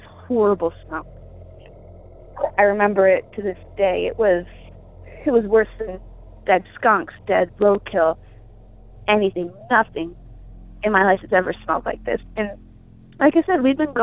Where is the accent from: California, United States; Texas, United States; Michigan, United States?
Michigan, United States; when I was growing up in Michigan, in the lower peninsula, but the upper part